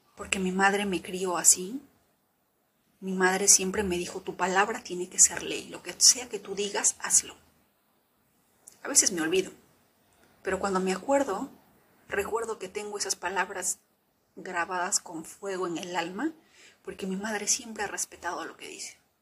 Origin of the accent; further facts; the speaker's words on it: Peru; yo vengo del Perú profundo